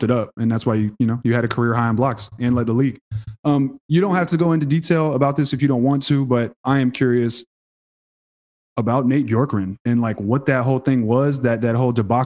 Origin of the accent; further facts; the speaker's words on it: Houston, Texas, United States; I'm from Houston